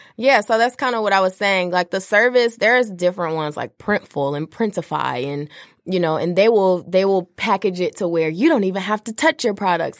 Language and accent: English; Detroit, Michigan, United States; also born or lived in Washington, D.C.; I'm from Detroit